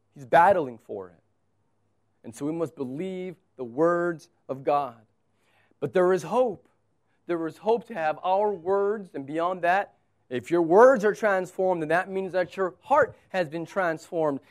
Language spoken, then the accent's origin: English; United States; I'm an American